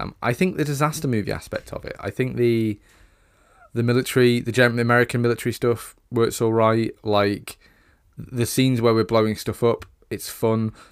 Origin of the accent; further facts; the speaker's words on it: United Kingdom; We're British